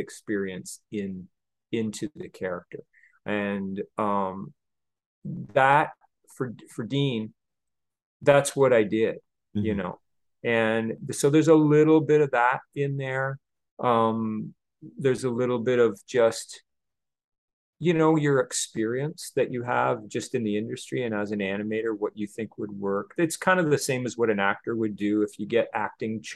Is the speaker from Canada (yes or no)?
yes; Canada; moved away as an adult; now in Los Angeles, United States; I'm a guy from Canada, normal guy